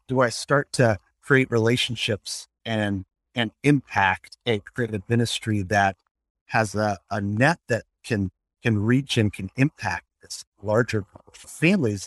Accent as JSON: {"language": "English", "town": "Colorado Springs", "region": "Colorado", "country": "United States", "tie": "born or raised there", "moved": "yes", "lives_now": "Milwaukee, United States", "said": "Growing up in Colorado Springs and Emmanuel Lutheran Church"}